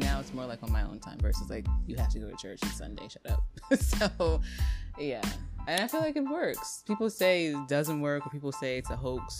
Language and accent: English; Montclair, United States; I grew up in Montclair, the suburban area